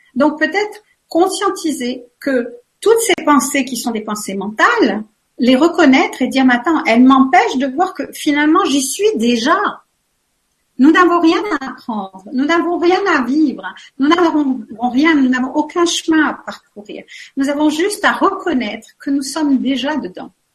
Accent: France; now in Switzerland; je suis vraiment une Française

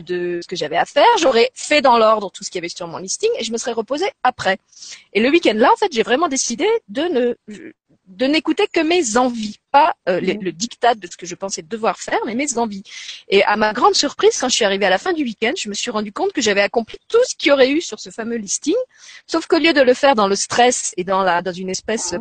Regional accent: Lorraine, Grand Est, France; now in Luxembourg; j'ai grandi je suis lorraine donc j'ai grandi dans une, une, région qui est très très marquée par la guerre

